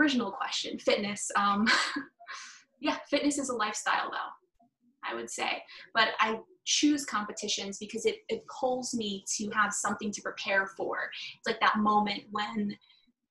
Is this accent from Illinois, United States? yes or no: no; New York, United States; I'm from New York.